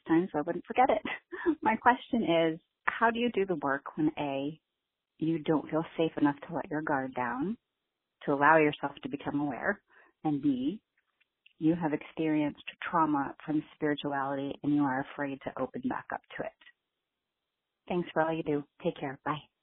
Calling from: Connecticut, United States; I'm calling from Connecticut

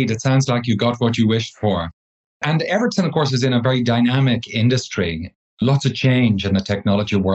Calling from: Spain; Well, we myself, I'm calling from Spain at the moment, so we're, we're quite well spread around the globe.

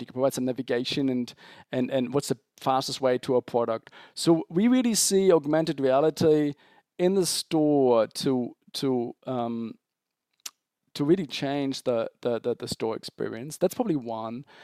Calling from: Zurich, Switzerland; I'm calling from, from Zurich, Switzerland

